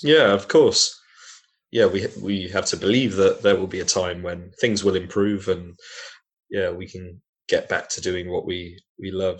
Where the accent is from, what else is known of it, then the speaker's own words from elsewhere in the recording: Manchester, North West England, United Kingdom; now in Bedford, United Kingdom; I'm from Manchester